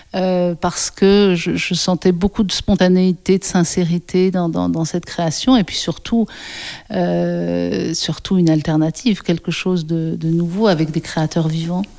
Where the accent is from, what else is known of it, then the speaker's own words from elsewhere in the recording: Ain, near Lyon, Auvergne-Rhône-Alpes, France; also born or lived in Paris; Je suis née à Paris, dans le premier arrondissement, mais on a déménagé assez rapidement. Euh, à côté de Lyon, dans un département qui s'appelle l'Ain, euh, et on habitait euh, une dépendance d'un château dans un petit village de 100 habitants pendant 16 ans.